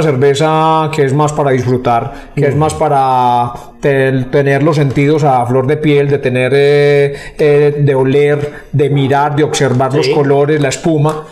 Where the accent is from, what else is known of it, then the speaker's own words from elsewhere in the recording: Rionegro, Antioquia, Colombia; nosotros los que somos de Río Negro